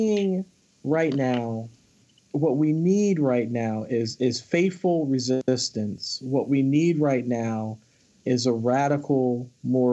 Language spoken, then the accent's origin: English; Philadelphia, Pennsylvania, United States; I'm from Philadelphia. I'm a Philadelphia native